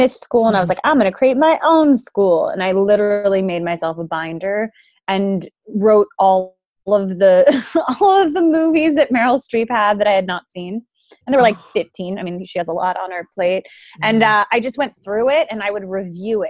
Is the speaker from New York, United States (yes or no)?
yes; New York City, New York, United States; I am a native New Yorker, so born and raised in Manhattan, Manhattan proper